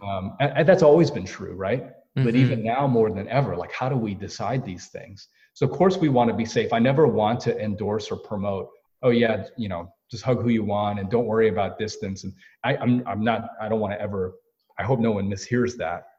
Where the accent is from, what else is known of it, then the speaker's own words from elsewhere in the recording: United States; I'm Korean American